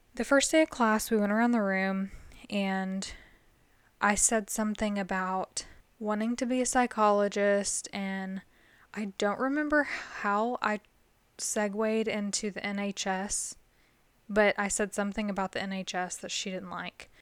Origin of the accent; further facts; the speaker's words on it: the South, United States; I'm from the South